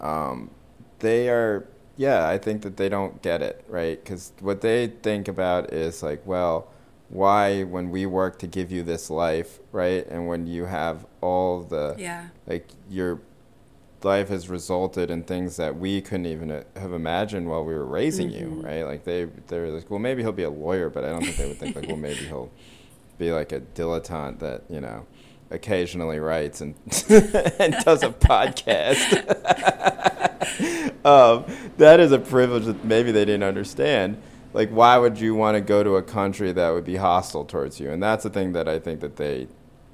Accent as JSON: {"language": "English", "country": "United States", "tie": "born or raised there", "said": "we grew up in the United States"}